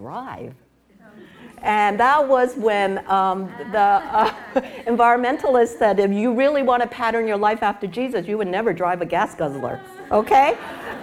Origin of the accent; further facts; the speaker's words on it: New York City, New York, United States; moved away as an adult; also born or lived in Dallas, Texas / Chicago; now in California, United States; I was growing up in New York City